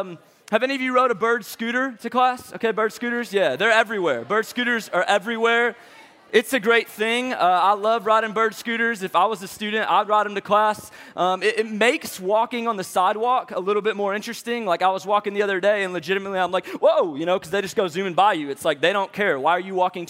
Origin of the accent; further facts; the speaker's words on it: St. Louis, Missouri, United States; moved away as an adult; now in Atlanta, United States; I'm from St. Louis, Missouri.